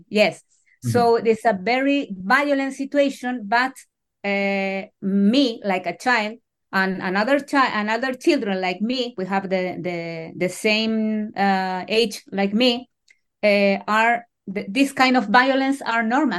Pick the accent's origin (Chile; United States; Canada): Chile; I was born in 1974, a year later to the coup d'etat in Chile.